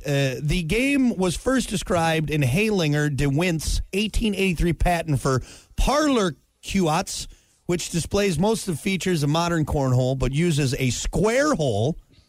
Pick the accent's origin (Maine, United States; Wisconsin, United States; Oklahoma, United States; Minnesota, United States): Wisconsin, United States; growing up in Wisconsin